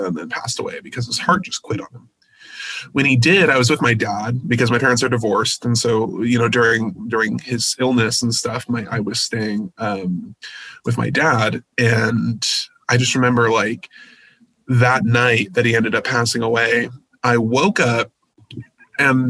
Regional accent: Visalia, California, United States; now in Fresno, United States; I was born and raised in Visalia, but I moved to Fresno about a year ago.

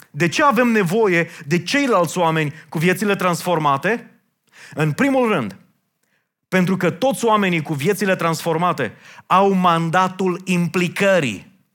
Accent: Romania; noi, ca români

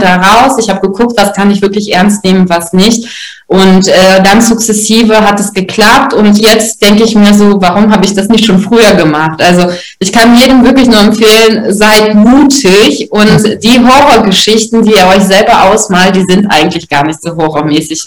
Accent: Russia; moved away; ich als Russin

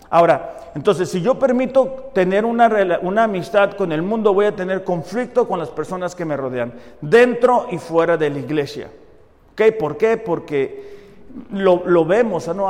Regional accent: Mexico; nosotros como mexicanos

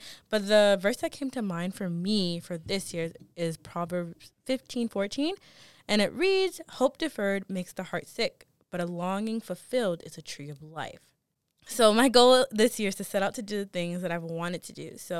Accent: United States; we are American. We are so, we're, what is it, first generation? So our parents came to America.

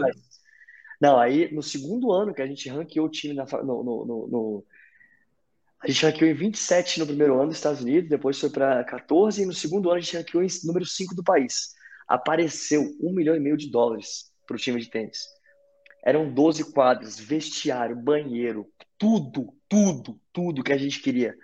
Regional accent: Brazil; also born or lived in North Carolina, United States; saí do Brasil

